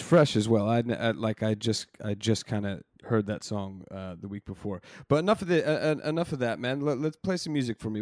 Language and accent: English; United States; moved away as an adult; now in London, United Kingdom; I'm born and raised in the States